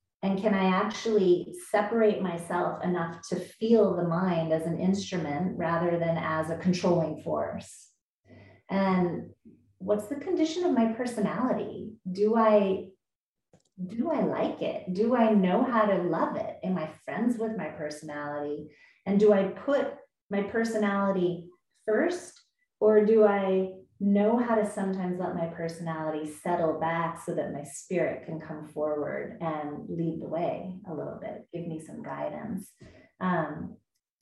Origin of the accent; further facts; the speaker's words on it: United States; I was born in the States in this body for a reason. I'm a white woman and I'm in San Diego